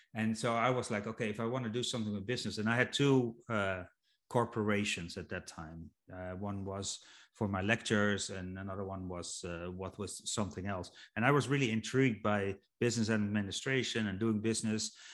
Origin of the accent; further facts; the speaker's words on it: Netherlands; I'm from Holland